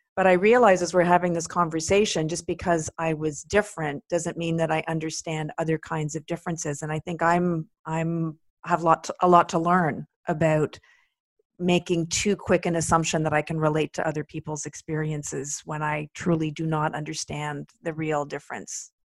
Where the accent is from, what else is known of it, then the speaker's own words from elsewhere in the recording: Quebec, Canada; growing up in Quebec